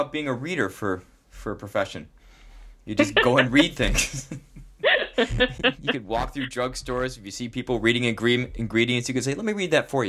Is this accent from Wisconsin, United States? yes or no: no; New York, United States; both products of New York Public Schools, Regents diploma.